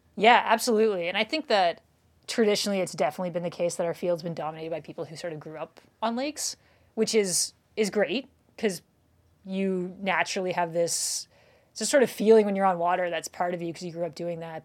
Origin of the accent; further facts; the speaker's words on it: Canada; now in Wisconsin, United States; I'm from Canada